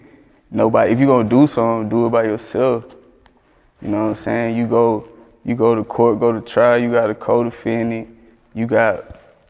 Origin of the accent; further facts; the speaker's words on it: Perry, Georgia, United States; moved away as an adult; now in Los Angeles, United States; I was born in Georgia